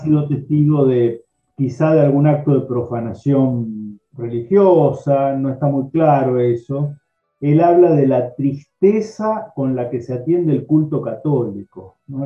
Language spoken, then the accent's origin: Spanish; Rosario, Santa Fe, Argentina; yo soy rosarino